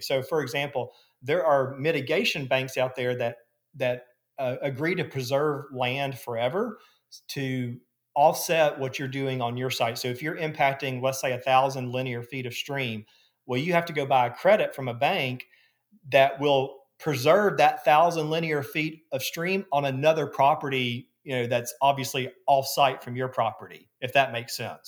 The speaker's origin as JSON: {"language": "English", "town": "Gadsden", "region": "Alabama", "country": "United States", "moved": "yes", "lives_now": "Birmingham, United States", "said": "I'm from Gadsden originally"}